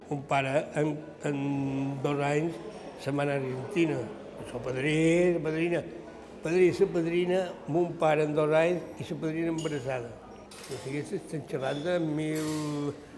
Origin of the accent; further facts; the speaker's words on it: Palma, Balearic Islands, Spain; also born or lived in Llucmajor; Vaig néixer a Palma.